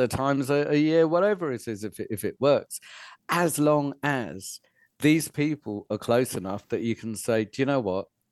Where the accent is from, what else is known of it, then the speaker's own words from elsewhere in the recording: Fishguard, Wales, United Kingdom; moved away; I was brought up in West Wales and it was one of the poorest places in Europe then